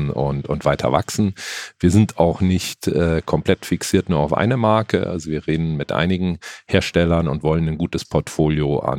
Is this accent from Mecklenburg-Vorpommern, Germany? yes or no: no; Munich, Bavaria, Germany; Also hier München fünf Höfe ist auch äh, für mich Heimat sozusagen. Ich komme aus München ursprünglich